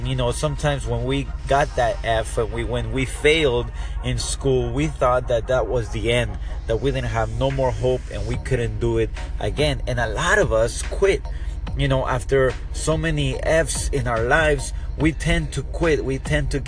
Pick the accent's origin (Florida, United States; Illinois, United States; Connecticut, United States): Florida, United States; South; we're from South Florida